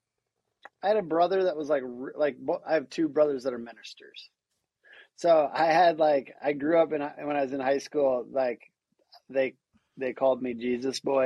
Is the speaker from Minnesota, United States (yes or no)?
yes; near Minneapolis, Minnesota, United States; I grew up in a very conservative Christian home in the sticks, about a half an hour away from Minneapolis